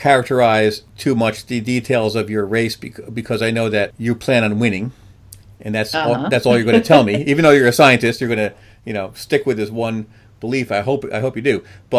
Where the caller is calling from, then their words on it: Minnesota, United States; I'm calling from Minnesota.